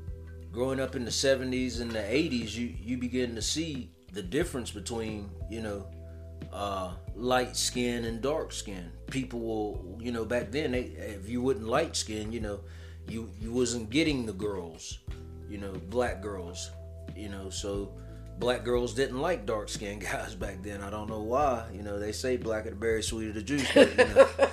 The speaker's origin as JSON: {"language": "English", "country": "United States", "tie": "born or raised there", "said": "growing up in America, any black man, if you don't look a certain way, you know, if you got dark skin, I'm dark skin"}